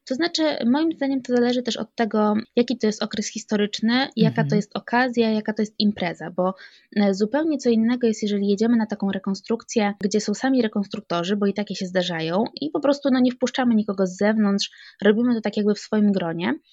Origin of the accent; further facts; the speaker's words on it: Sandomierz, Świętokrzyskie Voivodeship, Poland; Pochodzę z Sandomierza i tutaj mieszkam.